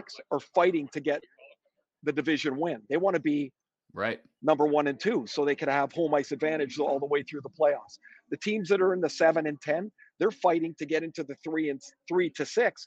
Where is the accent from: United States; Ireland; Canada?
Canada; I'm a Canadian.